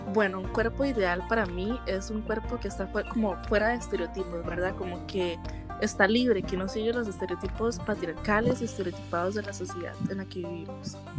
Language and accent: Spanish; Costa Rica; soy de Costa Rica